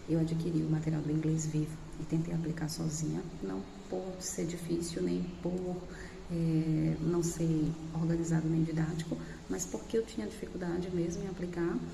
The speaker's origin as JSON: {"language": "Portuguese", "town": "Aracaju", "region": "Sergipe", "country": "Brazil", "said": "Nós somos de Aracaju, Sergipe."}